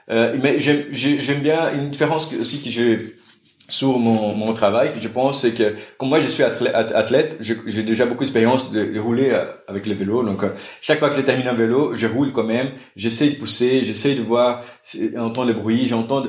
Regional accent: Brazil; French is a second language; moved away as an adult; now in Brussels, Belgium; je suis brésilien

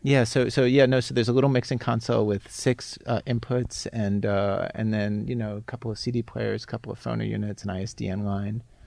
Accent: Baltimore, Maryland, United States; I'm from suburban Baltimore

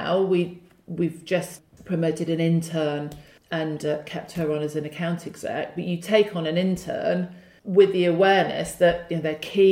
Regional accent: Wolverhampton, West Midlands, United Kingdom; I grew up in the Midlands. I went to Wolverhampton Girls High School

